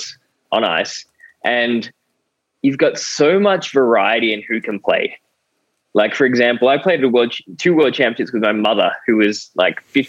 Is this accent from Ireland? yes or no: no; Australia; I'm an Aussie through and through.